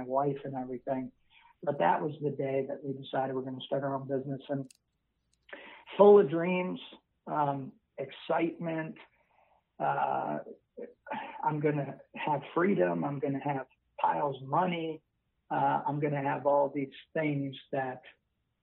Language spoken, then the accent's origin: English; Buffalo, New York, United States; moved away as an adult; now in Northern Virginia, United States; I'm originally from Buffalo, New York